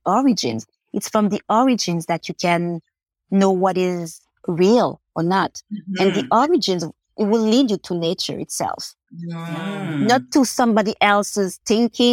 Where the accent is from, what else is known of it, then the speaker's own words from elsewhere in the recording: Montreal, Quebec, Canada; growing up in Montreal, you know, with that Haitian culture